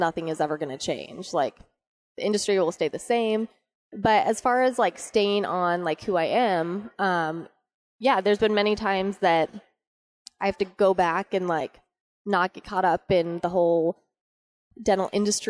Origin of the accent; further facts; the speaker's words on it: Arizona, United States; I was born and raised in Arizona